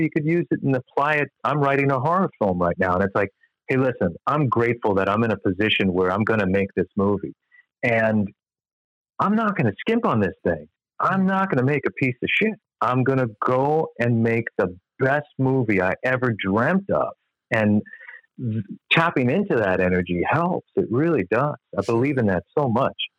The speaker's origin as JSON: {"language": "English", "area": "Long Island", "region": "New York", "country": "United States", "tie": "born or raised there", "also_born_or_lived": "Michigan", "moved": "as an adult", "said": "I grew up on Long Island"}